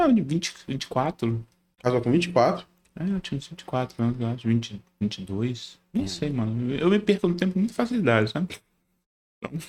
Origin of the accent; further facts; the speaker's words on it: Paty do Alferes, Rio de Janeiro, Brazil; eu morava numa cidade lá no interior do Rio. Porque, tipo assim, eu nasci no Rio, capital. Uhum. Aí meus pais se separaram, eu tinha tipo uns 9 anos, eu fui morar no interior do Rio. Uhum. Uma cidade chamada do Alferes. É desconhecida.